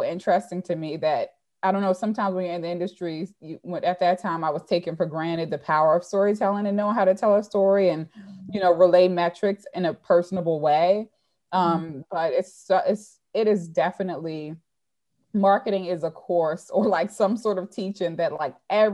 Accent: Baltimore, Maryland, United States; in Baltimore, growing up in Baltimore

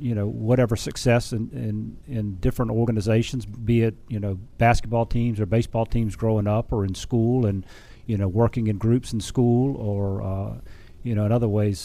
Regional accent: Beaufort, South Carolina, United States; moved away; also born or lived in Charlotte, North Carolina; Originally from Beaufort, South Carolina

